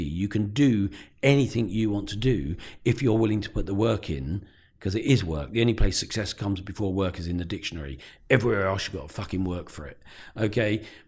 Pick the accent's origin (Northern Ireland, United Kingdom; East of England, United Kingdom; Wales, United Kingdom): East of England, United Kingdom; Peterborough; also born or lived in Luton; I grew up in Breton